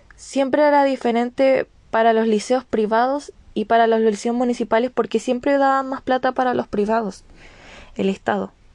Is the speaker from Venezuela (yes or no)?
no; Chile; todos somos chilenos